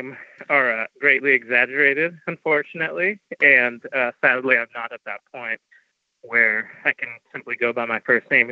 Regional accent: Los Angeles, California, United States; moved away as an adult; also born or lived in Seattle; I grew up in an LA suburb. I'm actually a Valley kid

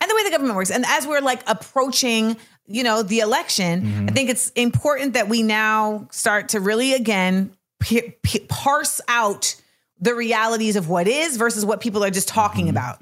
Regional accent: Orlando, Florida, United States; I'm from Orlando.

